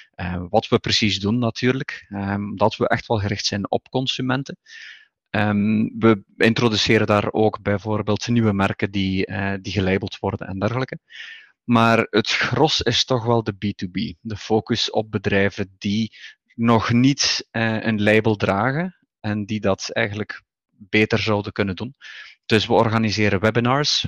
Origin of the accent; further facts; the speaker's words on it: Flanders, Belgium; moved away as an adult; also born or lived in Barcelona, Spain; now in Cantabria, Spain; ik ben van oorsprong Vlaming hè, in België